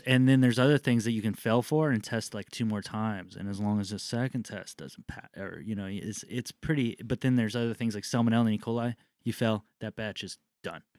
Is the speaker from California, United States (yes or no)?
yes; Southern California, United States; growing up in Southern California